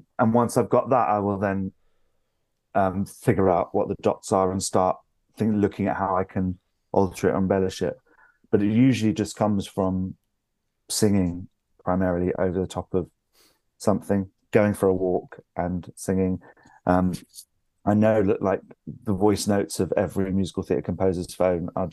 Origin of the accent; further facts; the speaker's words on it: London, United Kingdom; moved away as an adult; now in York, United Kingdom; I'm from London. I've lived there all of my life, apart from when I was at drama school